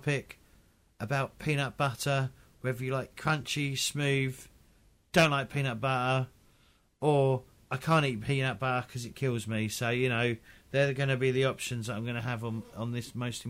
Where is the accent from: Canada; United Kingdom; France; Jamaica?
United Kingdom; I'm British